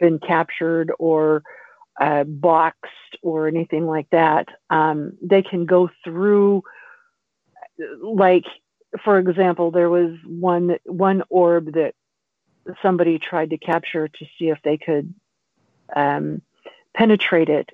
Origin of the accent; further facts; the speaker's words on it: the Ozarks, Missouri, United States; when I was growing up in the Ozarks